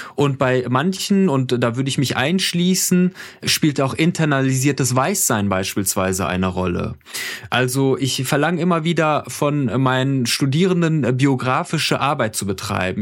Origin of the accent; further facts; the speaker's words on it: Iran; now in Germany; ich bin im Iran geboren